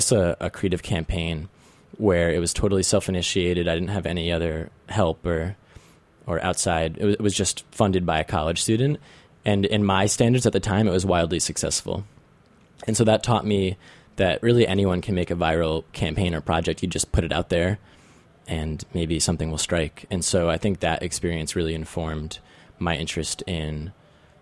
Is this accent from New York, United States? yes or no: yes; Marlborough, New York, United States; I grew up in Marlborough, New York, which is about 75 miles north of New York City.